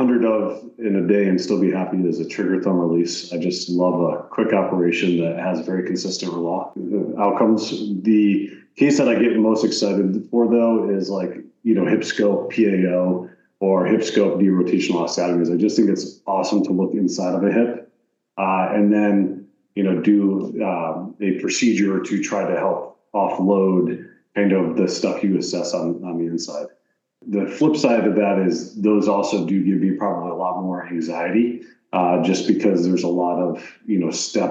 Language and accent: English; Troy, Pennsylvania, United States; I grew up in Troy, Pennsylvania, which is a small town in northern Pennsylvania